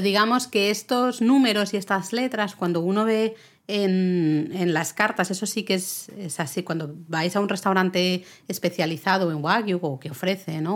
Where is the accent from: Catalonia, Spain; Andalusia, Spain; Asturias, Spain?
Catalonia, Spain; yo soy catalana